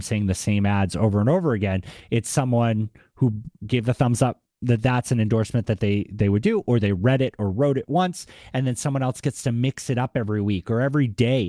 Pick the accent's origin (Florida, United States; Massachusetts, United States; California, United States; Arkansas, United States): Massachusetts, United States; Boston; accent: Boston; my Boston accent